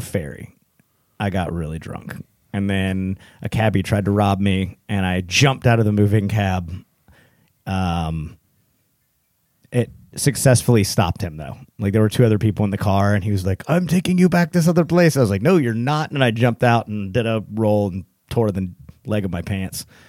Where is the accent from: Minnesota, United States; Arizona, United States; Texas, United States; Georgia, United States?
Texas, United States; now in Hillsboro, United States; I'm a Texan